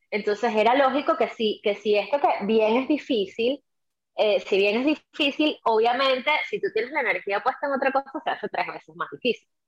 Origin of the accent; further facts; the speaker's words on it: Venezuela; moved away; Mi hijo. Yo tengo, yo tengo un hijo, tengo un hijo de, de 12 años y yo no salí de Venezuela, en mi caso no